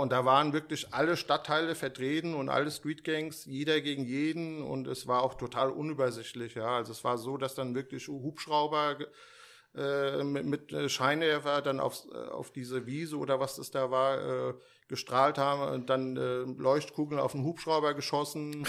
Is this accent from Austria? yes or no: no; Steinbach, Hesse, Germany; also born or lived in Frankfurt; hier in Frankfurt geboren